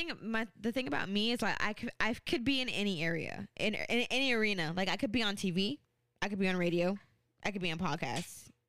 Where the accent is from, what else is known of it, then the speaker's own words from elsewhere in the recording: Jamaica; I'm a Jamaican.